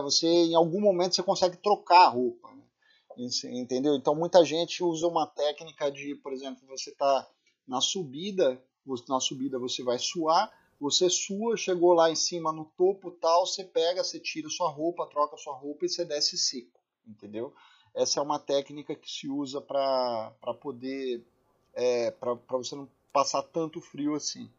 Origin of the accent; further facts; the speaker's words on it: Brazil; a gente é brasileiro